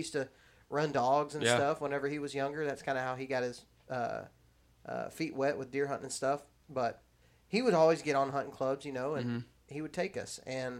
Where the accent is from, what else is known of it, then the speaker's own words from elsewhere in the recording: Texas, United States; now in Alabama, United States; I was living in Texas. I grew up there in Texas, but we came to visit here.